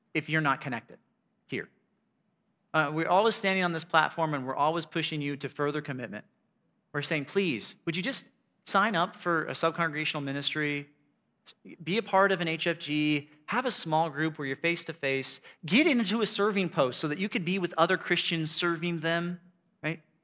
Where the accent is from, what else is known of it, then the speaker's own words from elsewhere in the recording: United States; I'm an American